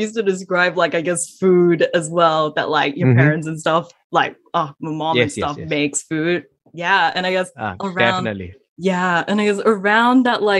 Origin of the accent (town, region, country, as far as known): Malaysia; now in Melbourne, Australia